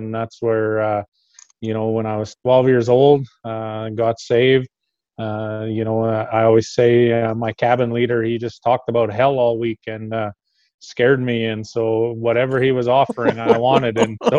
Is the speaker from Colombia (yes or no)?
no; Meadow Lake, Saskatchewan, Canada; now in Big River, Canada; I grew up in Meadow Lake. So Meadow Lake's not too far away, an hour and a little bit. Hour and a half is usually what we tell people away from Big River.